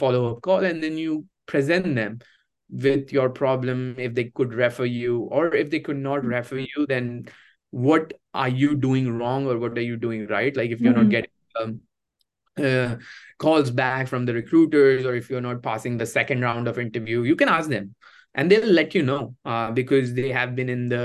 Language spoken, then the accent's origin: English; India; moved away as an adult; now in United States; my hometown in India